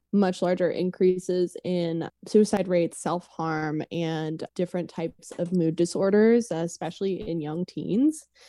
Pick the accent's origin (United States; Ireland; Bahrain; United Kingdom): United States; Oklahoma City, Oklahoma; moved away as an adult; now in Los Angeles, United States; I was born and raised in Oklahoma City, um, and then after college, moved to Los Angeles to work